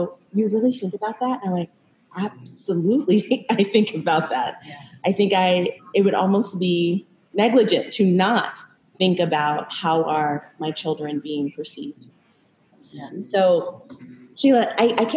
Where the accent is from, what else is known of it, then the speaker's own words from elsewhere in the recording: Minneapolis, Minnesota, United States; I'm from Minneapolis, Minnesota.